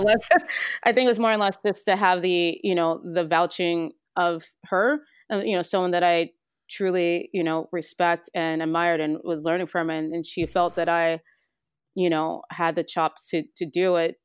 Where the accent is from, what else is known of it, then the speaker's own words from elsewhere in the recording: Central Valley, California, United States; moved away as an adult; now in Vermont, United States; born and raised in the Central Valley, um, of California, the Farming Belt of California